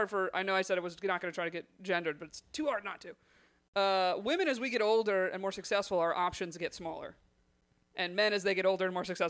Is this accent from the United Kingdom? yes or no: no; United States; I was born in America. So that's all I'd like to say. I'm actually Italian-American, technically.